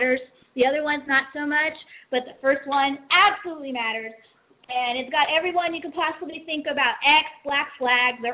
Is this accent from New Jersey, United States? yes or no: no; San Francisco, California, United States; I'm from San Francisco